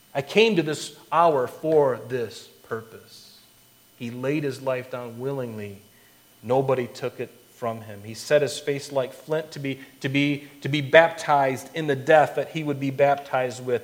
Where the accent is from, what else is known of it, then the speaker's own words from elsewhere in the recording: Florida, United States; I grew up in Florida